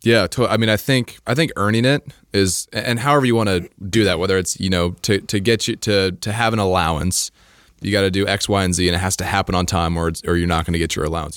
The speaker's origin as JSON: {"language": "English", "region": "Idaho", "country": "United States", "tie": "born or raised there", "said": "I grew up in Idaho"}